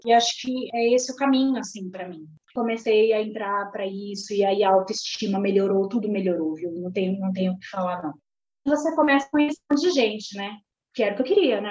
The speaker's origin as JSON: {"language": "Portuguese", "town": "Santos", "region": "São Paulo", "country": "Brazil", "tie": "born or raised there", "moved": "as an adult", "lives_now": "São Paulo, Brazil", "said": "Eu sou da Baixada Santista, sou nascida em Santos"}